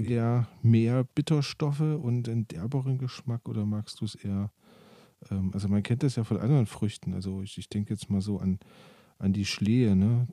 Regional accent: Germany; Bei uns in Deutschland

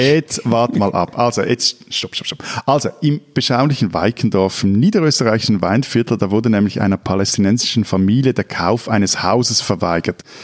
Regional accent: Switzerland; Bei uns in der Schweiz

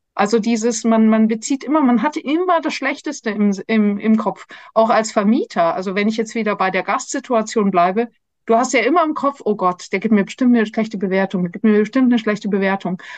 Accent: Munich, Bavaria, Germany; wir sind beide aufgewachsen in München

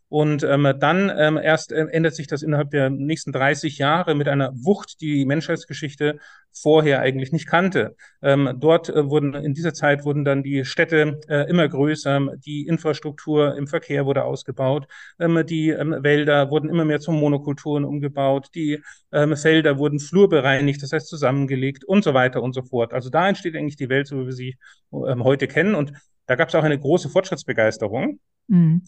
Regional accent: Bavaria, Germany; now in Saxony, Germany; ich bin in Bayern aufgewachsen, an Flüssen

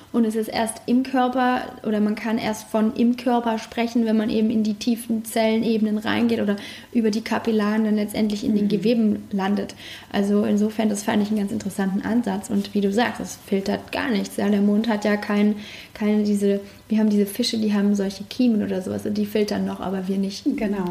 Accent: Germany

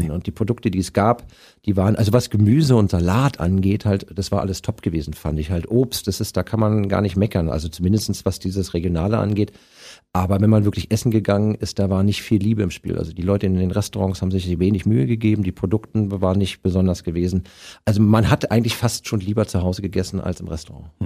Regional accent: Berlin, Germany; Du bist genau wie ich Ostkind. Ich bin ja 1966

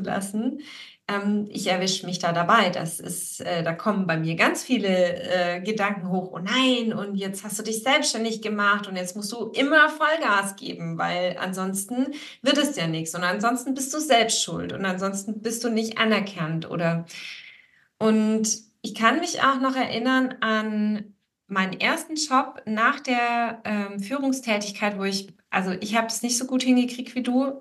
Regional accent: Swabia, Baden-Württemberg, Germany; ich bin ja hier in Schwaben geboren und aufgewachsen

